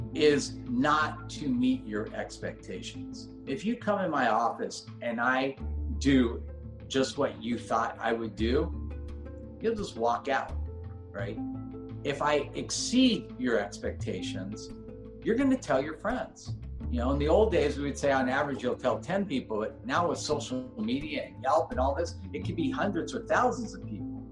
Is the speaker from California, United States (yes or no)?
yes; Los Angeles, California, United States; I grew up in Granada Hills